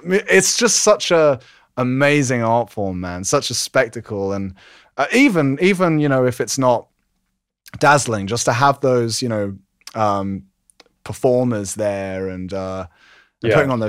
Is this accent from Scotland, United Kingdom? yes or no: no; London, United Kingdom; I'm originally from London, and I kind of throughout my life just kept moving out of London and back to London.